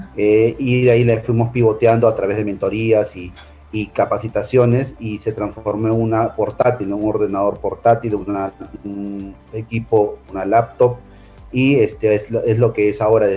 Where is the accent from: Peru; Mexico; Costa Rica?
Peru; como personas eh, y peruanos